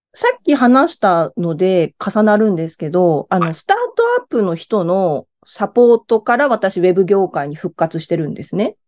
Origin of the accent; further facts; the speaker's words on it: Miyazaki, Japan; moved away as an adult; now in Tokyo, Japan; 地元が宮崎なんですけど